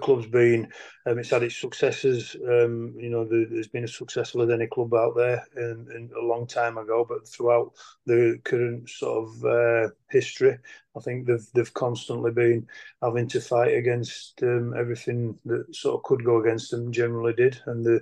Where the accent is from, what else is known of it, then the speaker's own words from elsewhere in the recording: Allerton Bywater, Yorkshire and the Humber, United Kingdom; also born or lived in Castleford; I grew up pretty much in Alton Bywater